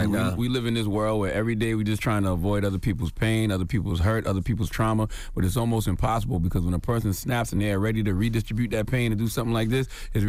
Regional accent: Columbia, South Carolina, United States; I have my own day in Columbia, South Carolina. I'm born and raised in Columbia, South Carolina. That's home.

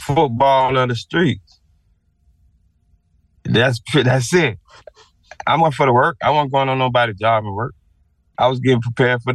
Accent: Sarasota, Florida, United States; I'm from Newtown, Leon, Sarasota, down Martin Luther King and Leon

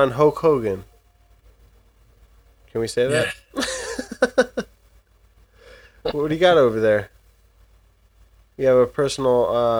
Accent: New Jersey, United States; We're from Jersey. We're Jersey strong over here.

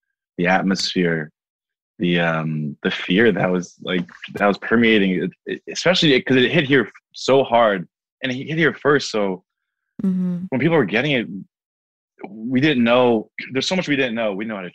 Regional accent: Long Island, New York, United States; also born or lived in Washington, District of Columbia, United States; I'm from New York. You know, I grew up in Long Island

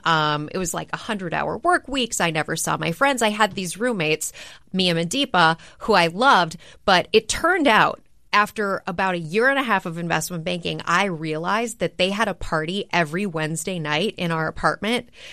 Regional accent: Minneapolis, Minnesota, United States; I grew up in Minneapolis, Minnesota.

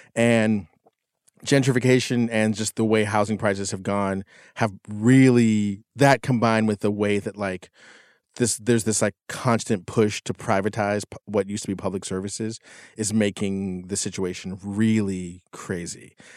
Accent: McKeesport, Pennsylvania, United States; moved away; I went back to my hometown, which is one of the most like, just destroy, like, economically destroyed towns in the nation. This town in McKeesport, Pennsylvania

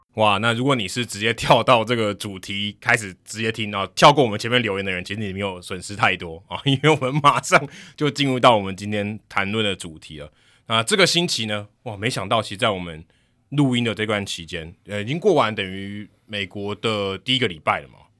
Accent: Hsinchu, Taiwan; 新竹棒球场，我的家乡，小时候看的第一场比赛就在新竹棒球场

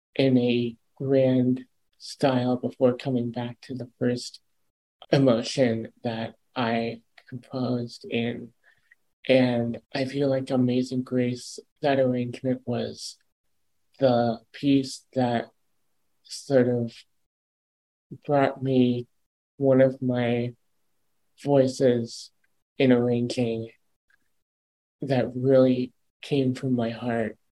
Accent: Ann Arbor, Michigan, United States; my own what's called a Part 15 radio station in my hometown of Ann Arbor

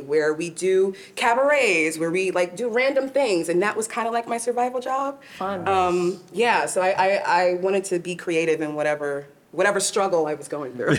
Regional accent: Long Island, New York, United States; actually from New York. I grew up in Long Island

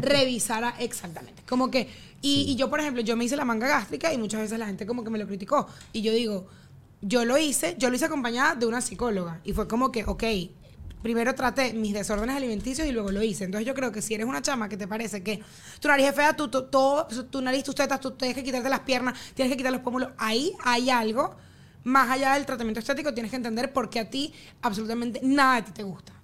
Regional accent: Venezuela; moved away; nosotros vivíamos en una burbuja de ese país

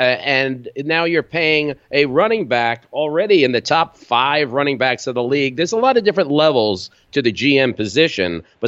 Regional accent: Valley Stream, New York, United States; also born or lived in Brooklyn; I'm from New York, born in Brooklyn, raised on Long Island. Not the fancy Long Island. You can spit to Queens from where I'm from, Valley Stream, Long Island.

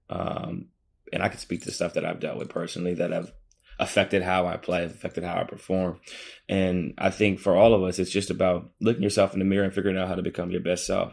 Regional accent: Midwest, United States; also born or lived in East Coast; I'm from the Midwest

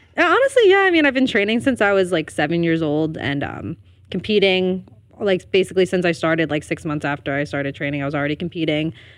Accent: Elmwood Park, New Jersey, United States; I'm from Elwood Park, New Jersey.

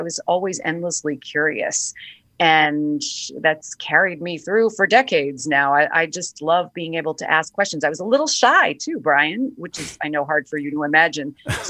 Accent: New York City, New York, United States; I grew up in Brooklyn, New York in the 70s

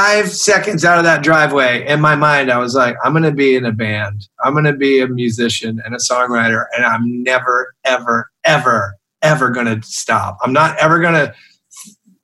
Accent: Atlanta, Georgia, United States; I'm from Atlanta

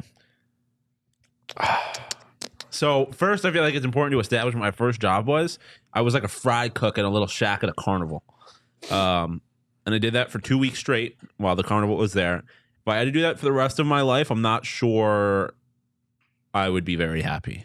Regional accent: Buffalo, New York, United States; I'm from Buffalo

